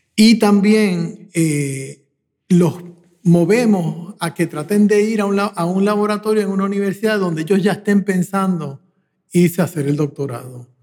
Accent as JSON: {"language": "Spanish", "country": "Puerto Rico", "tie": "born or raised there", "said": "me crié en Puerto Rico"}